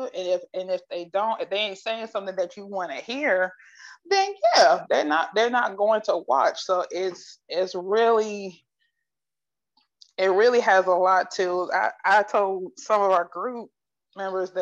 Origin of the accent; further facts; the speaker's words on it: Akron, Ohio, United States; I'm from Akron